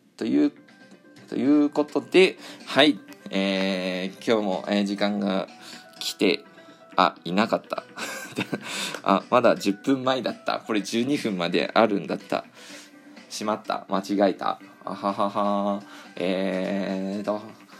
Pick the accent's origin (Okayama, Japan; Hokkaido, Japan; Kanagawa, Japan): Hokkaido, Japan; 私の地元ねあの北海道なんですけど